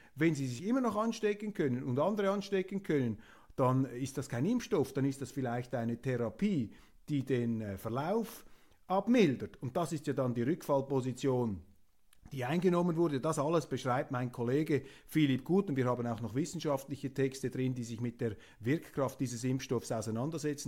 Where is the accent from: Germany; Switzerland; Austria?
Switzerland; bescheiden als Schweizer